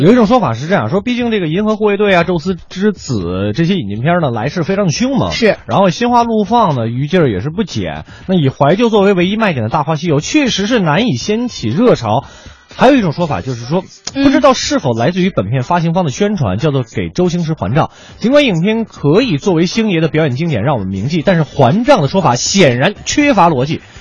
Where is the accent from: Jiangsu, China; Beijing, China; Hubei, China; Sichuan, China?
Beijing, China; Beijing suburban counties, China; 定居在顺义，长期青椒三弟哦